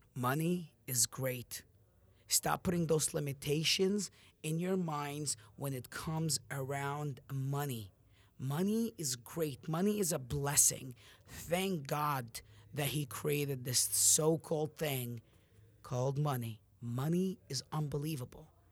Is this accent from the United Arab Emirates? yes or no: no; Amman, Amman Governorate, Jordan; now in United States; when I left my country, I'm from Jordan, Amman, and I moved to America on August two thousand ten.